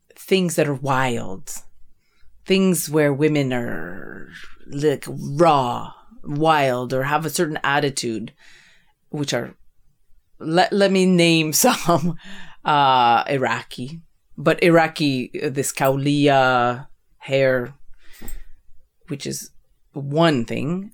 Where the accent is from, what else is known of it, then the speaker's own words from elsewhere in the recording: Canada; I'm this Canadian woman